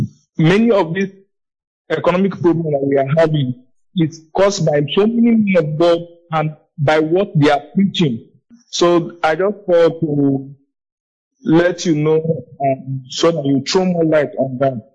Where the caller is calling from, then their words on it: Otukpo, Benue, Nigeria; I'm calling from Benue State, Otukpo.